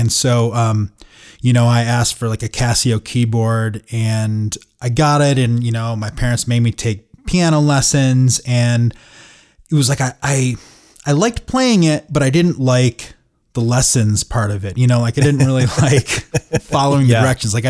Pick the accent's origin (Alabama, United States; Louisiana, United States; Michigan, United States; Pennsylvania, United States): Michigan, United States; Saginaw; So I grew up in Saginaw, Michigan, which is, you know, kind of like a middle-sized town